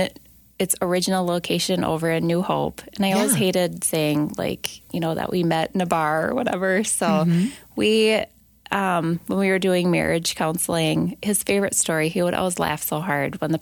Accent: Rochester, Minnesota, United States; I grew up in Rochester, Minnesota

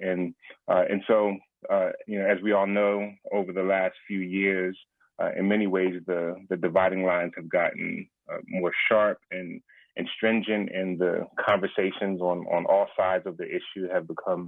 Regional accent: Philadelphia, Pennsylvania, United States; I'm born and raised in Philadelphia, PA

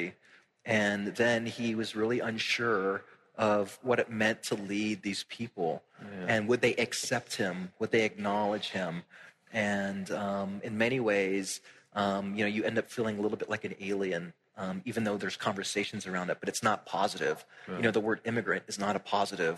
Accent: Tampa, Florida, United States; moved away; I grew up in Tampa in very much like a home that was like the Puerto Rican flag was like flying over it

